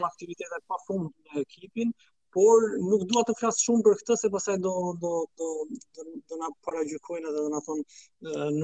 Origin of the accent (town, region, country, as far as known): Pogradec, Korçë County, Albania; born or raised there